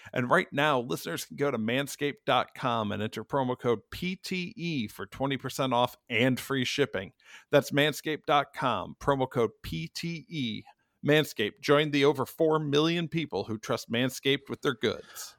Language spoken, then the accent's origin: English; Fayetteville, North Carolina, United States; I am from Fayetteville, North Carolina